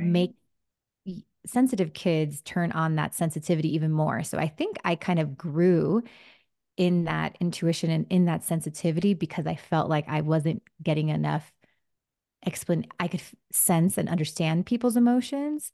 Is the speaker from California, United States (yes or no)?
no; Miami, Florida, United States; first language Spanish; English is a second language; also born or lived in New Jersey; grew up in Miami